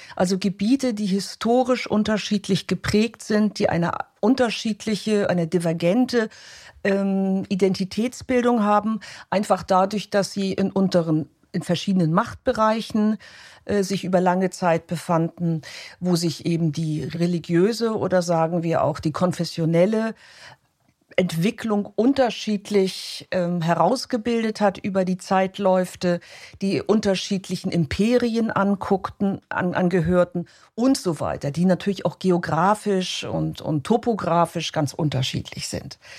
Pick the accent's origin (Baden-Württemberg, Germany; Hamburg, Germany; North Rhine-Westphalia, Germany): Hamburg, Germany; moved away as an adult; now in Vienna, Austria; ich bin, komme aus Deutschland, ich komme aus Hamburg